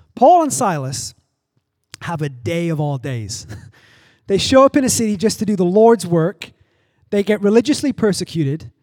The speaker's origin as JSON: {"language": "English", "region": "England", "country": "United Kingdom", "tie": "born or raised there", "also_born_or_lived": "Arizona / Oklahoma", "moved": "yes", "lives_now": "Los Angeles, United States", "said": "I grew up in England, I've lived in Arizona and Oklahoma, and I've lived here"}